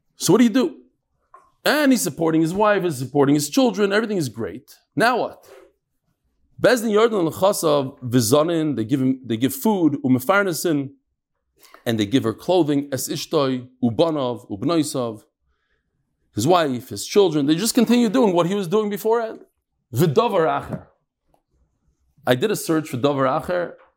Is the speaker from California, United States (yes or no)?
no; New York, United States; growing up in New York